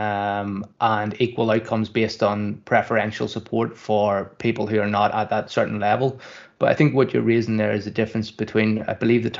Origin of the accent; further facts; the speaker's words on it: Kirkcaldy, Scotland, United Kingdom; I grew up in Kirkcaldy